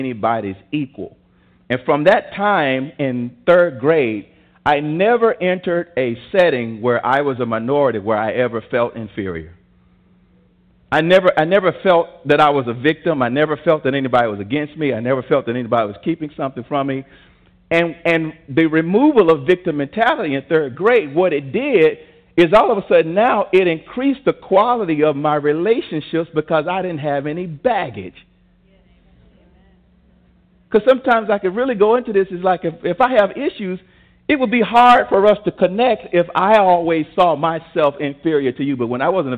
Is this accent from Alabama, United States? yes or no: yes; Tuscaloosa, Alabama, United States; I'm from Tuscaloosa, Alabama, and I grew up in kindergarten, first and second grade, where the school system was still segregated